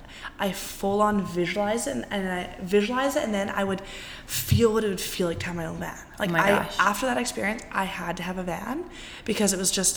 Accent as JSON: {"language": "English", "town": "Salt Spring Island", "region": "British Columbia", "country": "Canada", "tie": "born or raised there", "said": "Salt Spring Island, my hometown."}